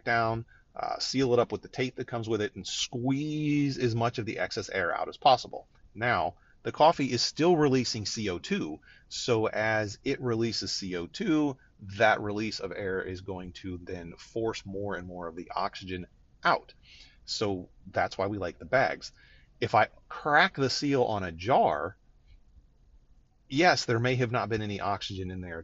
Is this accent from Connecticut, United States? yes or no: no; Northeast Ohio, United States; I grew up in Northeast Ohio where there's a lot of Polish influence